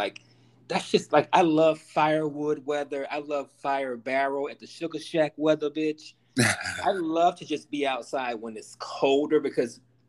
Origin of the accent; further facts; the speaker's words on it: Warren, Arkansas, United States; my hometown of Warren, Arkansas.